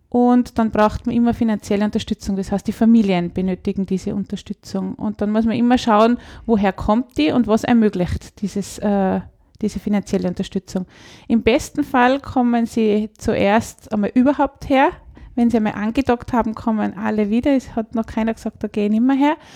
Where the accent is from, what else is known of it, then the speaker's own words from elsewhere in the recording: Kitzbühel, Tyrol, Austria; Ich komme aus Kitzbühel vom Biobauernhof Wald am See